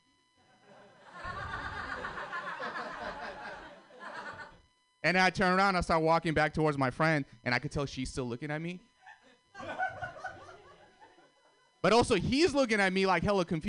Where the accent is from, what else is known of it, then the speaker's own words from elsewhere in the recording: Russia; also born or lived in Armenia; now in United States; I was born in Armenia, grew up in Russia